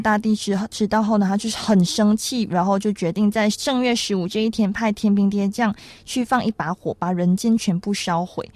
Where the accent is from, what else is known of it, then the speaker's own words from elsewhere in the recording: Malaysia; now in Taiwan; 在我们马来西亚那边呢， 就是元宵节有点像是一个情人节的概念